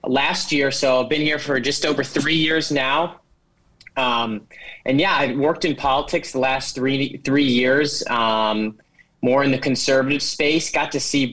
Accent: Cleveland, Ohio, United States; moved away as an adult; now in Washington, D.C., United States; I am from Cleveland, Ohio. Originally grew up in a Christian home.

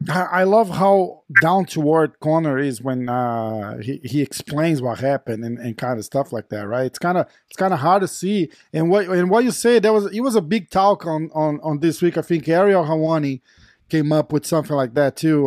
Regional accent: Brazil; we're from Brazil

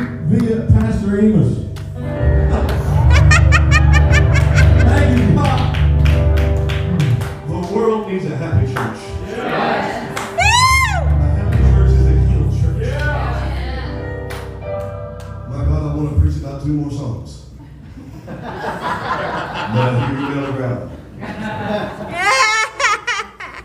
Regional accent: Appalachia, United States; We grew up in Appalachia singing songs

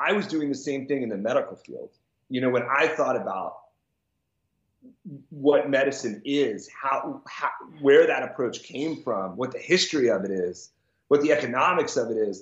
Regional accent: Washington, District of Columbia, United States; I grew up in Washington, D.C.

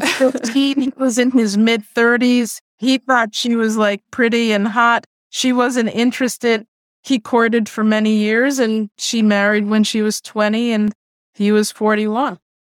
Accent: New York City, New York, United States; first language Spanish; English is a second language; also born or lived in South Bronx; I grew up in Queens, but I went to elementary school in the South Bronx

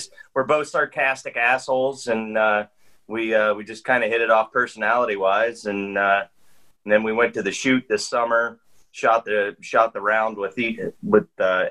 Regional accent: East Central Ohio, United States; I'm from East Central Ohio.

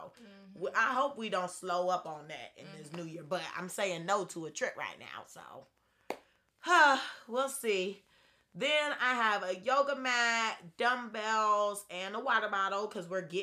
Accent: Atlanta, Georgia, United States

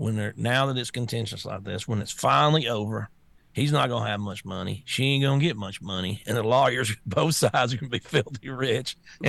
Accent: the South, United States; I'm from the South, man.

